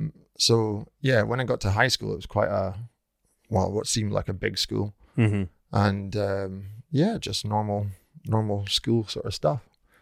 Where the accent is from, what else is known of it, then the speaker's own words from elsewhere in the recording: North Uist, Scotland, United Kingdom; now in Edinburgh, United Kingdom; Well, I live and work in Edinburgh now, but I'm from the Outer Hebrides originally, from North Uist. So I grew up there my entire childhood up until leaving school.